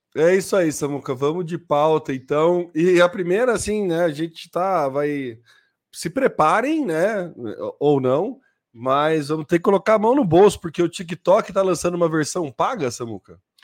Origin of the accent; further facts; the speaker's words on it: Brazil; somos brasileiros médios